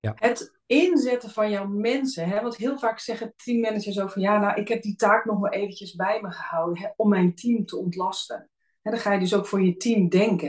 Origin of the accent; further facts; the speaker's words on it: Alphen aan den Rijn, South Holland, Netherlands; also born or lived in Friesland; Ik ben zelf in Friesland geboren. Maar mijn ouders zijn al heel snel naar het westen hè, vanwege werkgelegenheid in de 70s eh, verhuisd. Dus ik ben opgegroeid in Al van Rijn.